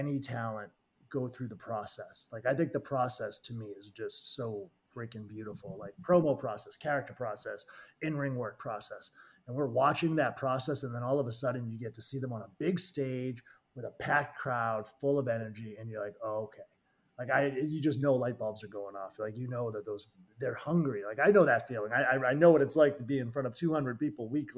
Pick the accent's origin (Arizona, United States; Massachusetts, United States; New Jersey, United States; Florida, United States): Massachusetts, United States; Everett; I grew up in Everett, Mass, right down the street from Malden, Mass